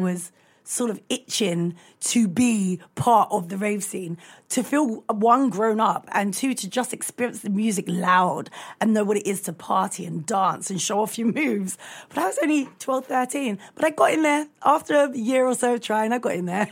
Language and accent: English; London, United Kingdom; I grew up in Brixton